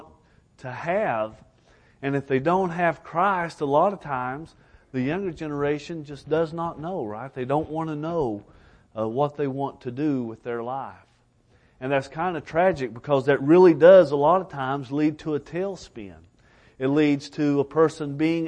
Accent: Elkhorn City, Kentucky, United States; also born or lived in Alaska; I'm from Elkhorn City, Kentucky

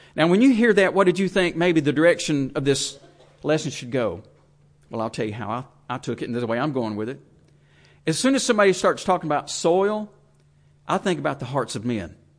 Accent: United States

